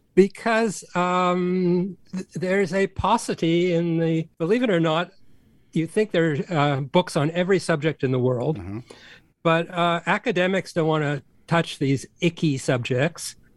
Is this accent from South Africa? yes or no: no; Canada; I'm Canadian